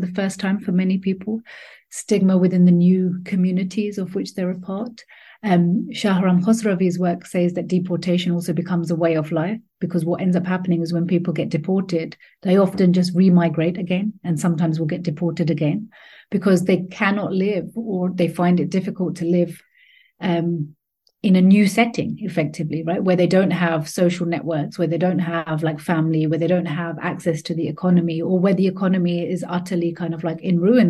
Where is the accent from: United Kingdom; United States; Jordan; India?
United Kingdom; London; also born or lived in Pakistan; I've been living in the UK and in London, I'm quite happy to say I'm from London.